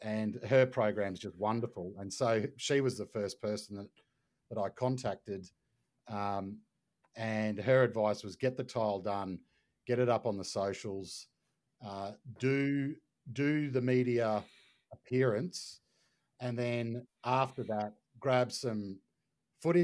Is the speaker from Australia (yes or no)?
yes; Brisbane, Queensland, Australia; I'm from Brisbane